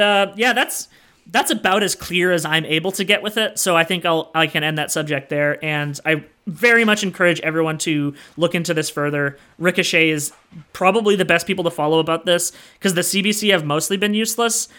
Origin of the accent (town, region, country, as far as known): Canada